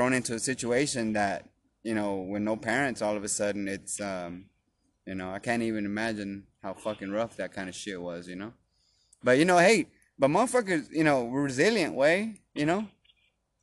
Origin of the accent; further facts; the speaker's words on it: Dallas, Texas, United States; we've been in this neighborhood, since I was born